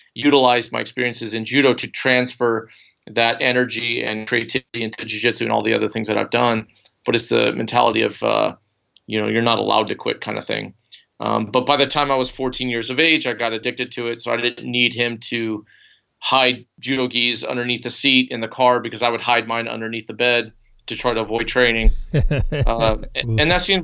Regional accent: Bakersfield, California, United States; also born or lived in Fresno; We grew up in Bakersfield

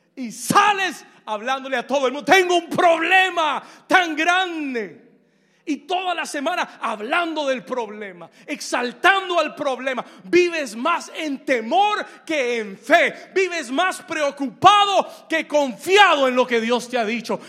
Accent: New York, United States; now in Miami, United States; yo me crié en Nueva York. I was raised in New York.

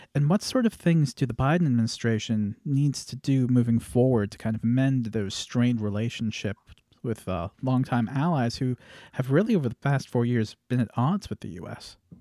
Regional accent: Canada; me being a Canadian

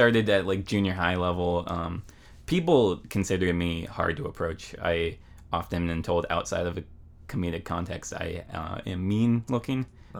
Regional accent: Maple Valley, Washington, United States; also born or lived in Seattle / Federal Way / Des Moines, Washington; Maple Valley was the name of the place where I spent most of my childhood

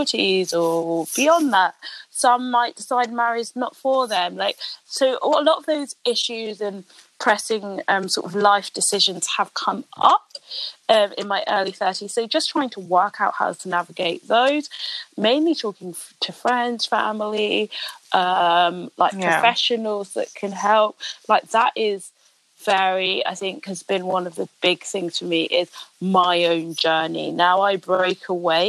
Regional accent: London, United Kingdom; I'm from London

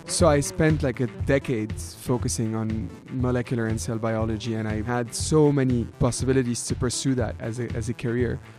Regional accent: Lebanon; moved away as an adult; now in Canada; my experience growing up in Lebanon

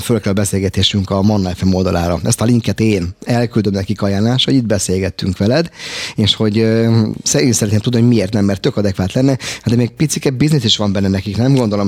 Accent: Budapest, Hungary; Én angyalföldi gyerek vagyok

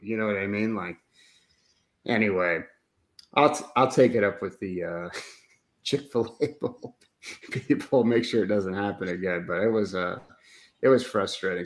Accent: Oregon, United States; I'm from Oregon, but because I have a New York Italian mother

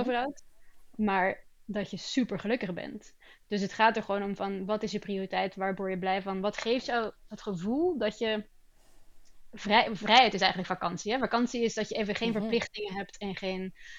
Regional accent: Antwerp, Flanders, Belgium; also born or lived in Rotterdam, Netherlands; now in Sweden; het verhuizen op een heel jonge leeftijd. Ik ben van Rotterdam naar Antwerpen verhuisd

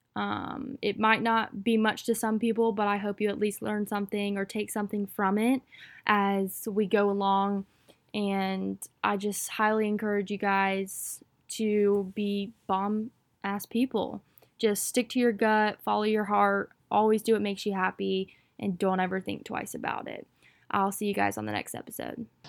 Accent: Wilmington, North Carolina, United States; I am from Wilmington, North Carolina, out on the East Coast

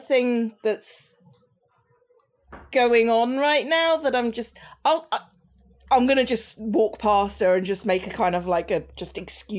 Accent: United Kingdom; As a Brit

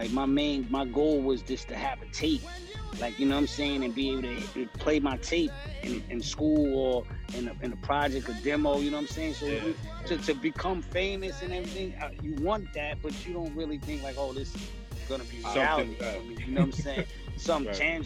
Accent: New York City, New York, United States; I was from Stapleton

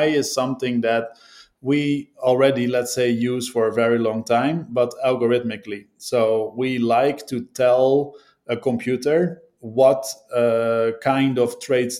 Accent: Netherlands; I'm from the Netherlands

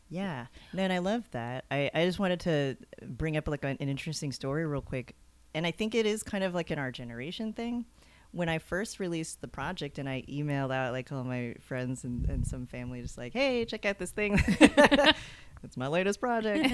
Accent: Texas, United States; I grew up in Texas

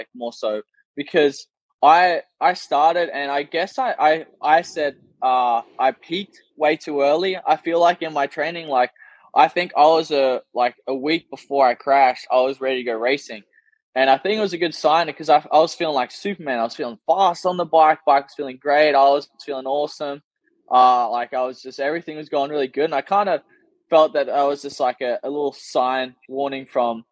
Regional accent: Australia; first language English; as an Australian

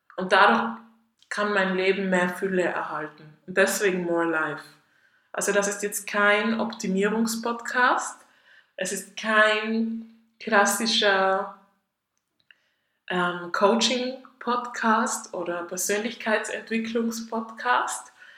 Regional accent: Tyrol, Austria; moved away as an adult; now in Zurich, Switzerland; ich komme ursprünglich aus Österreich, aus Tirol, wie man wahrscheinlich ein bisschen hört

